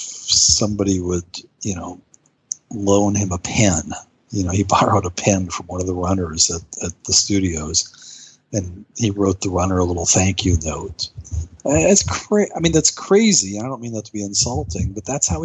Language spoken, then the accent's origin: English; United States; I'm an American guy